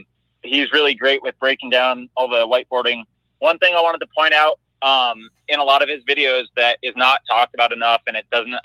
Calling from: Denver, Colorado, United States; calling from Denver, Colorado.

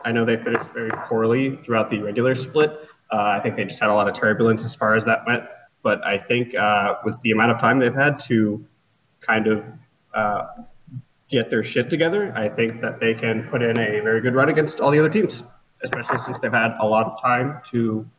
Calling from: Columbus, Ohio, United States; Columbus, Ohio.

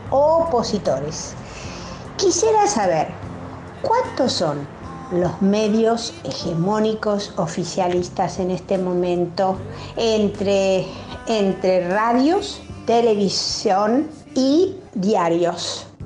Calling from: Palermo, Buenos Aires, Argentina; Hola, ¿qué tal? Contacto Digital … de Palermo.

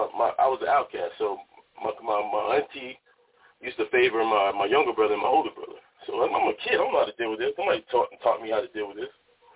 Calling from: Oakland, California, United States; also born or lived in Miami, Florida; I'm calling from Oakland, California, by way of Miami.

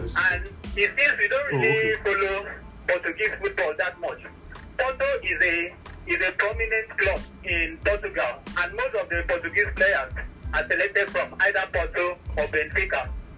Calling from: Akure, Ondo, Nigeria; I'm calling from Akure.

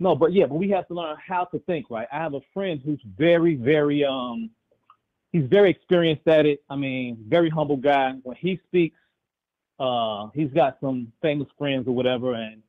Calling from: Chicago, Illinois, United States; I'm tuning in from Chicago.

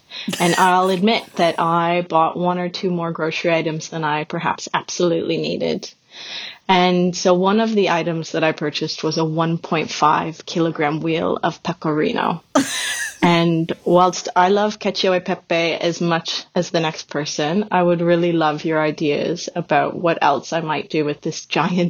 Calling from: Sydney, New South Wales, Australia; I'm calling from Sydney, Australia.

